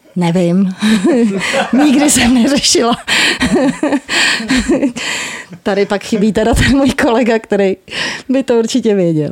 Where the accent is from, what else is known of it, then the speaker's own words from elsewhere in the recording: Prague, Czechia; já jsem jako z Vinohrad a bydlím vedle